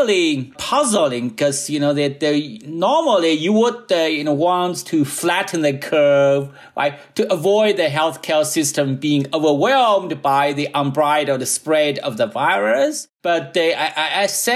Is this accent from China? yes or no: yes; China; now in United States; my hometown